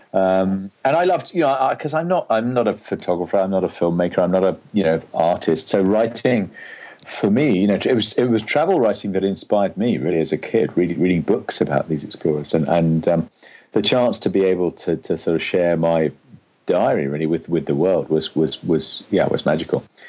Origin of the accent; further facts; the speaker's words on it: England, United Kingdom; me being English